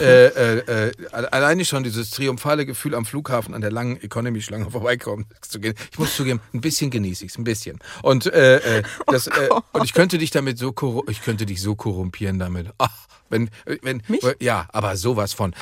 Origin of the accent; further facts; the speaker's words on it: Dortmund, North Rhine-Westphalia, Germany; meiner Heimatstadt Dortmund